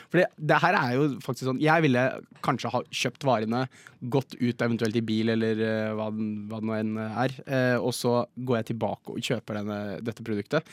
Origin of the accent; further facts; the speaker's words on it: Jessheim, Akershus, Norway; now in Oslo, Norway; hjemme på Jessheim så har vi en Coop